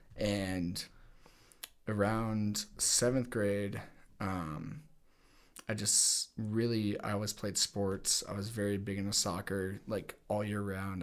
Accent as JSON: {"language": "English", "town": "Littleton", "region": "Colorado", "country": "United States", "tie": "born or raised there", "also_born_or_lived": "Los Angeles", "said": "I was born here in Littleton, Colorado. Um, grew up here"}